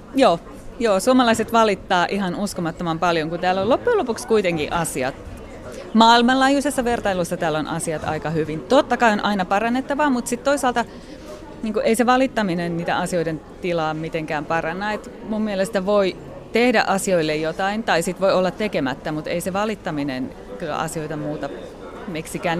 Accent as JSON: {"language": "Finnish", "town": "Kotka", "region": "Kymenlaakso", "country": "Finland", "tie": "born or raised there", "also_born_or_lived": "London / India / Switzerland / Southeast Asia", "moved": "as an adult", "said": "mun elämän ensimmäiset 20 vuotta Suomessa"}